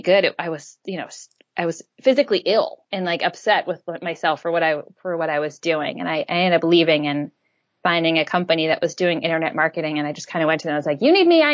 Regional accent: an island off the coast of Maine, United States; I grew up in Maine on an island off the coast of Maine

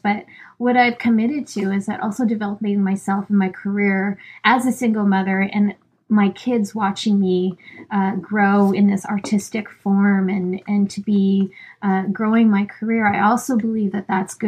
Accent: Canada; I'm Filipina and I'm from Canada

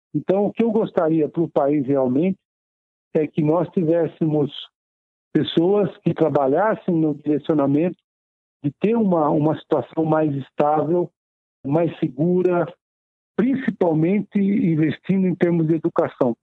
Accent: Taubaté, São Paulo, Brazil; now in São Paulo, Brazil; já nasci no interior, sou de Taubaté, do Vale do Paraíba. É, estou em São Paulo desde os meus 12 anos de idade

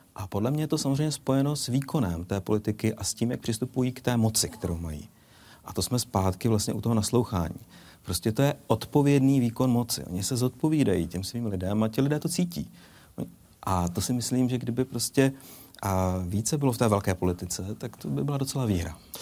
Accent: Bohemia, Czechia; now in Moravia, Czech Republic; v rodných Čechách

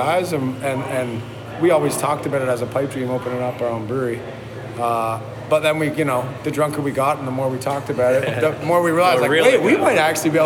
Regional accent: Port Perry, Ontario, Canada; I'm from Port Perry, actually, so Lindsay's like 20 minutes from Port Perry

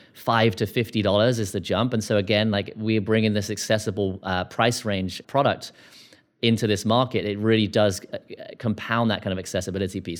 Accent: United Kingdom; now in United States; I'm a Brit

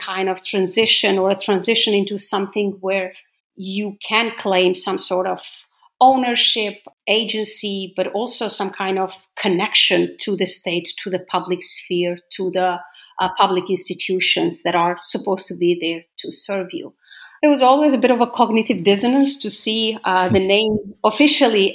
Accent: Gjilan, Gjilan District, Kosovo; I grew up in Gjilan, in Gnjilane

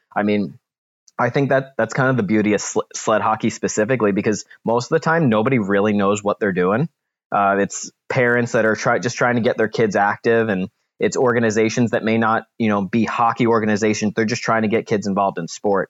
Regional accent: New Jersey, United States; now in St. Louis, United States; I grew up in New Jersey

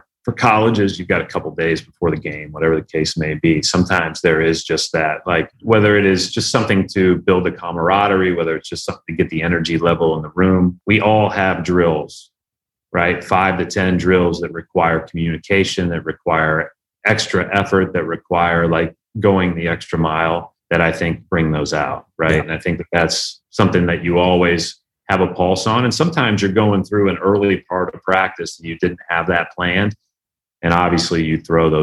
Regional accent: Indiana, United States; we grew up in the Knight Katie era in Indiana

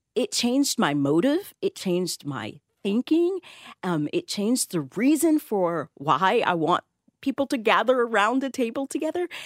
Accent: the South, United States; I grew up in at the South

